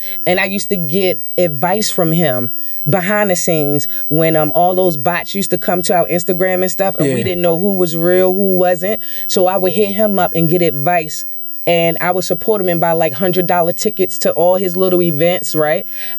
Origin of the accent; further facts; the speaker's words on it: Baltimore, Maryland, United States; I feel like I'm from Baltimore, and that's cool.